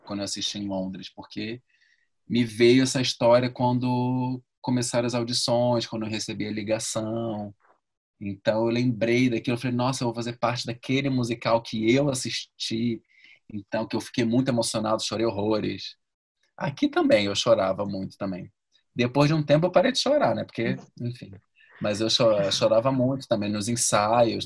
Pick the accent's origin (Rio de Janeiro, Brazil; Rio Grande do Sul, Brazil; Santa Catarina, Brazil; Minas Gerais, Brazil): Rio de Janeiro, Brazil; moved away as an adult; also born or lived in London; now in São Paulo, Brazil; sou do Rio